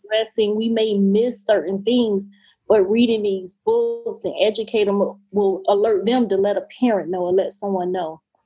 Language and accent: English; Florida, United States; Angela Bassett is from my hometown